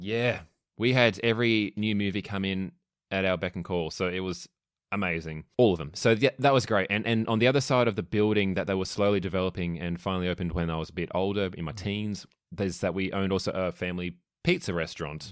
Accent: Melbourne, Victoria, Australia; I'm from Melbourne

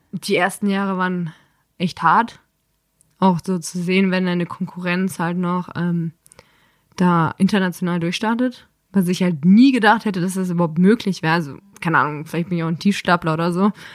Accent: Dormagen, North Rhine-Westphalia, Germany; Aus dem Rheinland, zwischen Düsseldorf und Köln

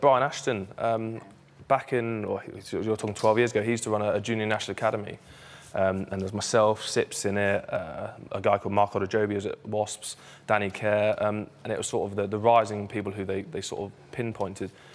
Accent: Jersey; moved away; I grew up in Jersey. I'm proud Jerseyman as well as obviously playing for Bath, but um, that's where I'm born

